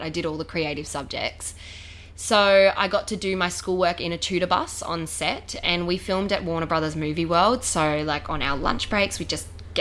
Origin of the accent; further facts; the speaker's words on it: Gold Coast, Queensland, Australia; also born or lived in Tasmania; When I was 4, we moved up to the Gold Coast from Tasmania. And I absolutely loved it here from the get-go, and I've been here